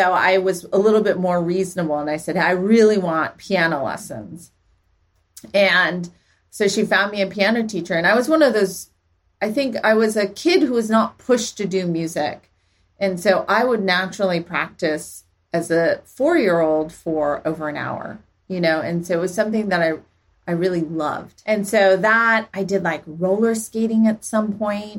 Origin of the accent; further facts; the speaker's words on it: Palo Alto, California, United States; also born or lived in Santa Monica; I grew up actually in Palo Alto.